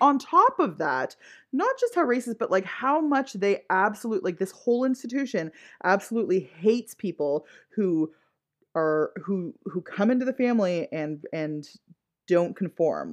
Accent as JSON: {"language": "English", "town": "Ottawa", "region": "Ontario", "country": "Canada", "tie": "born or raised there", "said": "the area of Ottawa that I grew up in was very white"}